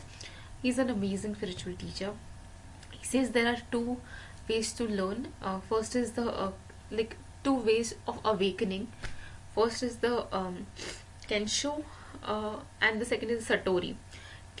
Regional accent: India; I am an Indian, and in Indian spirituality

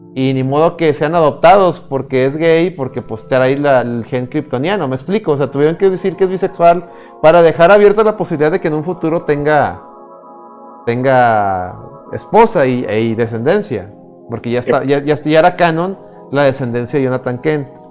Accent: Mexico; yo siendo un extranjero, o sea, yo siendo mexicano

